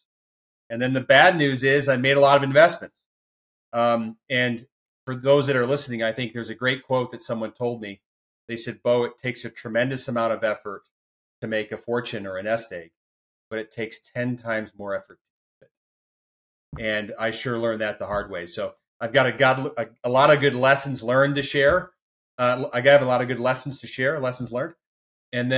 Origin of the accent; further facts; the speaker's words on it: Midwest, United States; moved away as an adult; also born or lived in Colorado / New York City; I'm from the Midwest and came out to Colorado for undergrad.